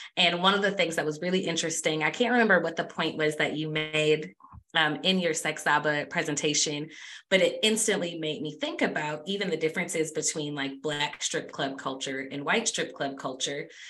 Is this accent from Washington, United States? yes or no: no; Michigan, United States; I'm from Michigan